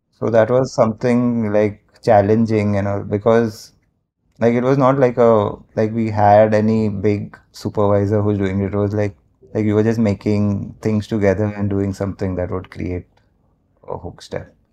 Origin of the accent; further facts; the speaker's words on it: Mumbai, Maharashtra, India; I've born and brought up in Mumbai only, like a proper Bombay boy.